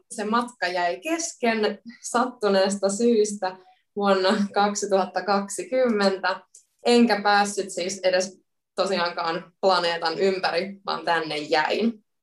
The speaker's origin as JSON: {"language": "Finnish", "town": "Helsinki", "region": "Uusimaa", "country": "Finland", "tie": "born or raised there", "also_born_or_lived": "Turku, Finland / Sweden / Middle East", "moved": "as an adult", "lives_now": "Melbourne, Australia", "said": "mä oon alun perin Helsingistä kotoisin ja opiskellut Turun yliopistossa luokan opettajaksi ja suomen kielen opettajaksi"}